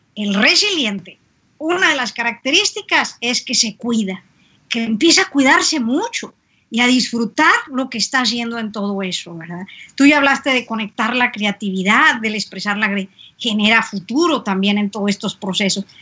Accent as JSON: {"language": "Spanish", "country": "Mexico", "said": "Si algo tenemos los mexicanos"}